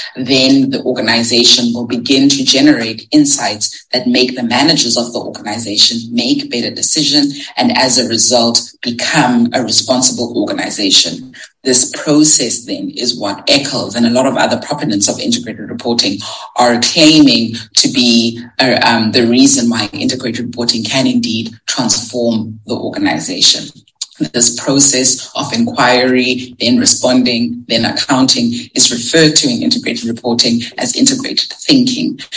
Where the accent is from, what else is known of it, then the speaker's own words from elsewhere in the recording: South Africa; As a South African scholar